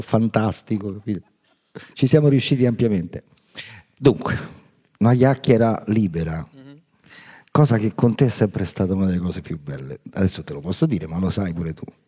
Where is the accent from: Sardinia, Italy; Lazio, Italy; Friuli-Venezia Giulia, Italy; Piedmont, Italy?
Lazio, Italy; Rome; noi, diciamo, romani fortunati